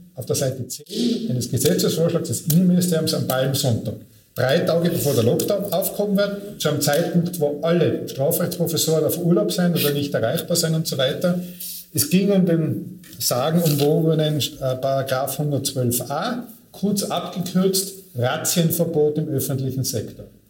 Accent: Tyrol, Austria; moved away; ich komme ursprünglich aus Tirol, wenn man vielleicht noch einen Akzent hört

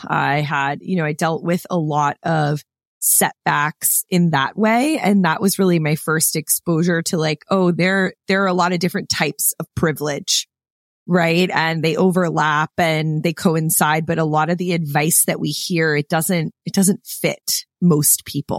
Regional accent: Clearwater, Florida, United States; moved away as an adult; I grew up in Clearwater, Florida.

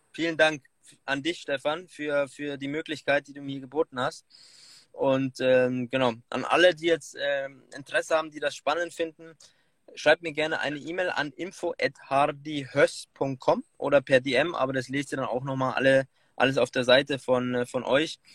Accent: Munich, Bavaria, Germany; gebürtiger Münchner

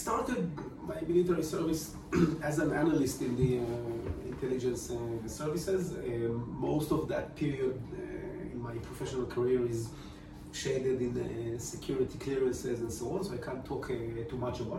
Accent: Romania; English is a second language; now in Israel; Overall, again, I like Israel. It's my home country after Romania, so I think they made a huge improvement in the last three decades.

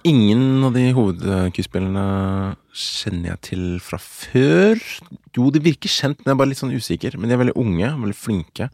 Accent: Oslo, Norway; Og halvt norsk, og fra Ammerud

